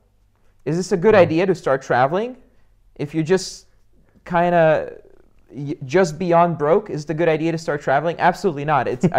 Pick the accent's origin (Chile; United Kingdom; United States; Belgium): Belgium; English is a second language; also born or lived in Russia; because I was born in Russia in the 80s. I prefer not to say my age, but you guys can do the math. And we got out of there, of course, you know, as soon as the doors opened, just got out of there. And I grew up in Belgium in just a small town.